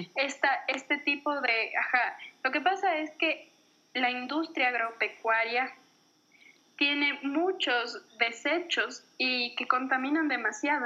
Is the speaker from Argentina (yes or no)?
no; Ecuador; en Ecuador tenemos la cultura